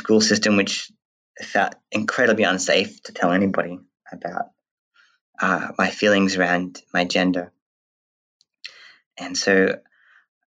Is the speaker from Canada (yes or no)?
no; Western Australia, Australia; also born or lived in New Zealand; I was born in New Zealand and grew up in West Australia